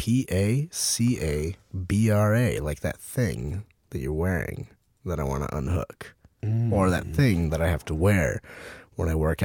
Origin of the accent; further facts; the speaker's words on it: Orange County, California, United States; I went to school in Orange County. Like, yeah, I grew up in Orange County